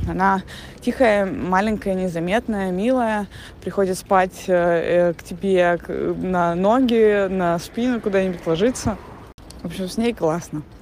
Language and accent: Russian; Russia; moved away as an adult; also born or lived in Antalya, Turkey; now in Montenegro; Мы уехали из России с э, трехмесячным ребенком и мужем в январе 2023 года